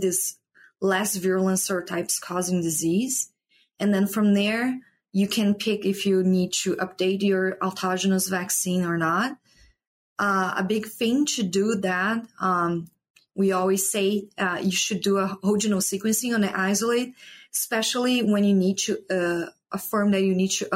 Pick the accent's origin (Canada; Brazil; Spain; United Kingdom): Brazil; moved away as an adult; also born or lived in Paraná; now in Iowa, United States; I'm from Brazil.